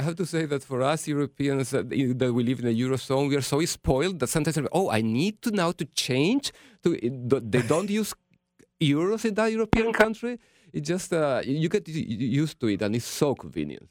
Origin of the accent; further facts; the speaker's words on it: Gran Canaria, Canary Islands, Spain; I'm from Gran Canaria, the Canary Islands